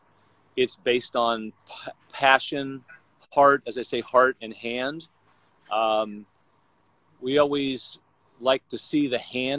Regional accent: Vero Beach, Florida, United States; moved away as an adult; now in Los Angeles, United States; Born and raised in Florida, sort of the Palm Beach area, a little town called Vero Beach

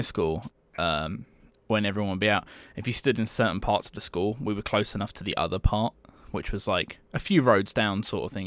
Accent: England, United Kingdom; I'm from England.

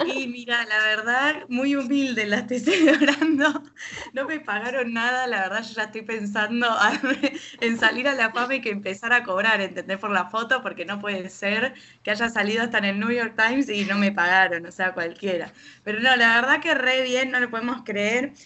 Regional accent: Buenos Aires, Argentina; me alejé de capital, yo que soy tan porteña

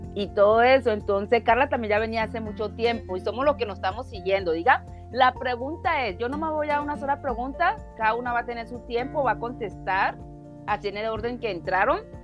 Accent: Colombia; soy colombiana

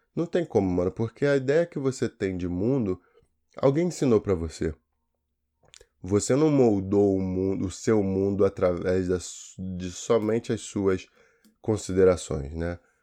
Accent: Brazil; eu sou brasileiro

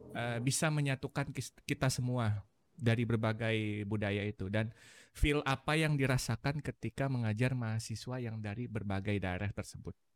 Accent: Bandung, West Java, Indonesia; aku sendiri dari Bandung

